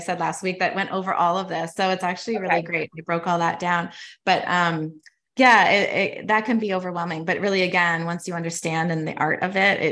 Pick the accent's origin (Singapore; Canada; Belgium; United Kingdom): Canada; moved away as an adult; now in United States; I'm actually Canadian. So I am in Canada as well